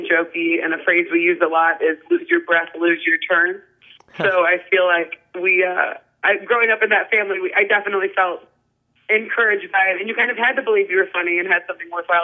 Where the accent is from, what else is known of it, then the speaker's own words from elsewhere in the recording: Whitehouse, Ohio, United States; moved away as an adult; also born or lived in Toledo, Ohio / Columbus, Ohio; I was born in Toledo and grew up in White House and then moved to Columbus for college and stayed there